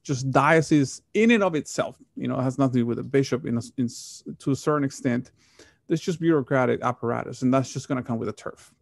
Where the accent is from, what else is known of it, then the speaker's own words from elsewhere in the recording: Monterrey, Nuevo León, Mexico; moved away; the parish that, that I grew up in, Monterey, Mexico